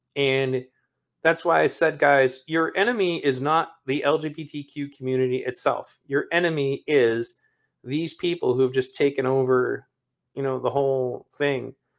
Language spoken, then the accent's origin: English; Michigan, United States; my home state of Michigan